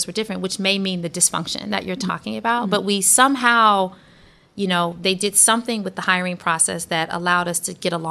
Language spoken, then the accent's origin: English; Detroit, Michigan, United States; moved away; where I grew up in Detroit, nobody knew what Google was